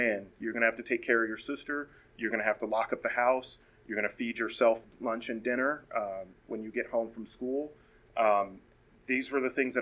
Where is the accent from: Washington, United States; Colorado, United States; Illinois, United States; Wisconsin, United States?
Colorado, United States; born and raised here in Colorado